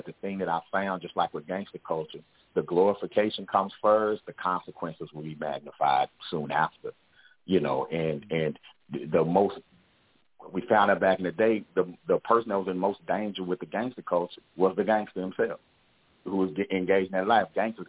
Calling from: Fort Worth, Texas, United States; I'm calling from Fort Worth, Texas. So I'm at home this weekend.

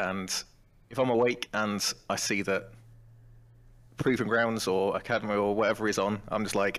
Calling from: Northampton, East Midlands, United Kingdom; I am calling from Northampton, England.

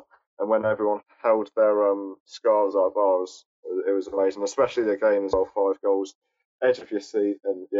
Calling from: Southampton, South East England, United Kingdom; I'm from Southampton, the Hedge End

